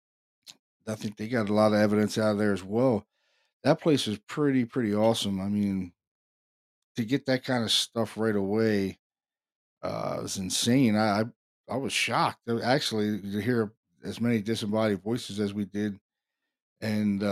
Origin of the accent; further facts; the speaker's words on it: Baltimore, Maryland, United States; we're both from Baltimore.